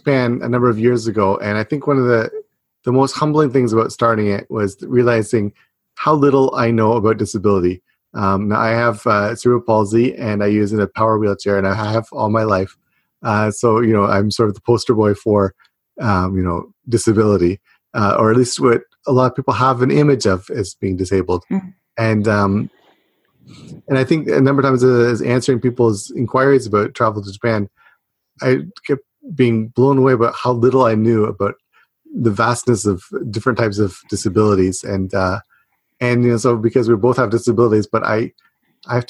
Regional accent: Canada; I grew up in Canada

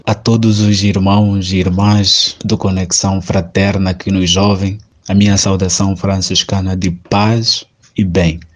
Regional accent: Angola; now in Petrópolis, Brazil; de Angola

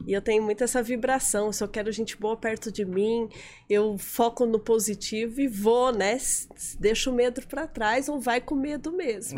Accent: Fartura, São Paulo, Brazil; moved away as an adult; now in Florianópolis, Brazil; Eu sou do interior de São Paulo. Nasci numa cidade pequenininha que eu amo muito, chama Fartura

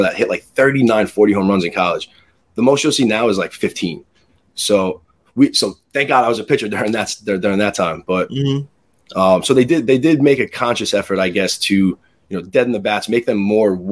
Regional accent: Levittown, New York, United States; I'm from Levittown. I went to MacArthur High School, Abbey Lane Elementary School

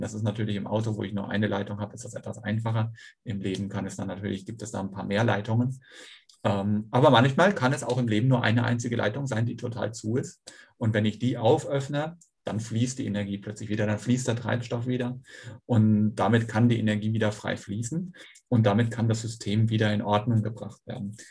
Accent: North Sea coast, Germany; also born or lived in Schweinfurt; now in Kiel, Germany; bin dann aber an der Nordseeküste aufgewachsen

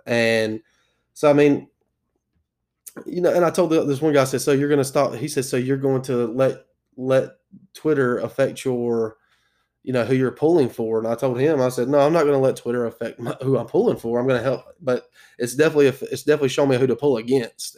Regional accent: South Carolina, United States; I am from South Carolina

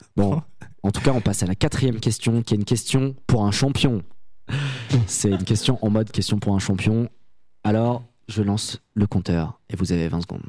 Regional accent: Saint-Étienne, Auvergne-Rhône-Alpes, France; on vient de Saint-Etienne

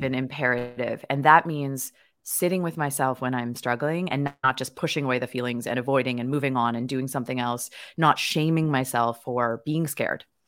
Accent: Victoria, British Columbia, Canada; I was born and raised in Victoria, B C, Canada

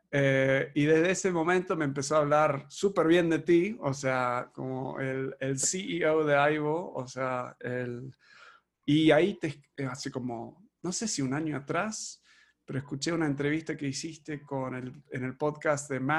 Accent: Argentina; born there; Nacimos acá en Argentina.

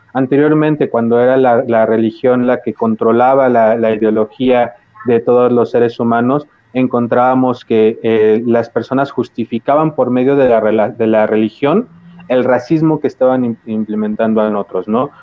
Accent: Mexico; somos mexicanos

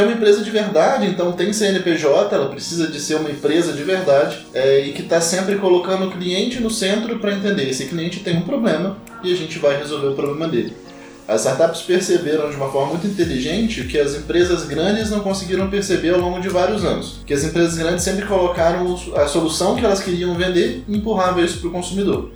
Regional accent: Carangola, Minas Gerais, Brazil; now in São Paulo, Brazil; Sou mineiro, venho de uma cidade que chama Carangola

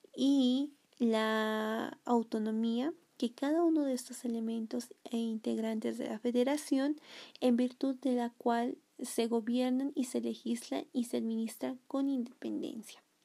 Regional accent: Bolivia; nosotros los bolivianos

